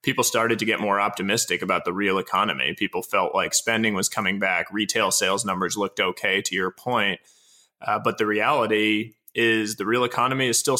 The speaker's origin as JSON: {"language": "English", "region": "East Coast", "country": "United States", "tie": "born or raised there", "moved": "as an adult", "lives_now": "California, United States", "said": "I grew up on the East Coast, moved out to California back in 2009"}